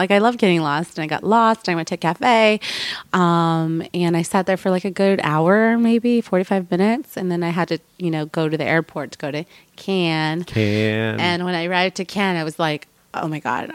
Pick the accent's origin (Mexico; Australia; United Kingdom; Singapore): Mexico